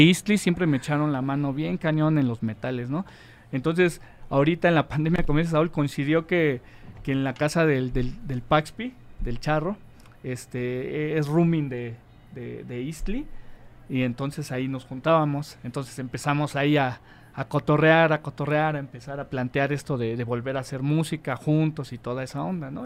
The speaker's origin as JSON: {"language": "Spanish", "region": "Mexico City", "country": "Mexico", "tie": "born or raised there", "also_born_or_lived": "Agrícola Oriental, Iztacalco", "said": "Yo soy este, oriundo de la Benito Juárez"}